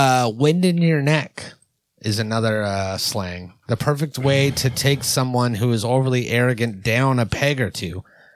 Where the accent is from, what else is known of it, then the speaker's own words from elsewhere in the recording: Ireland; Obviously, I'm Irish. I love Irish people.